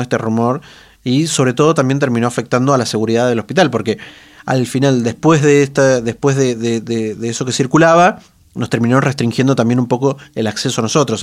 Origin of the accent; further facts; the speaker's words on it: Mendoza, Argentina; los mendocinos, mm, los periodistas mendocinos